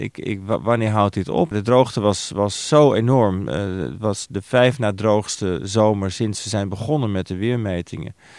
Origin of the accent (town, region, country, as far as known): Netherlands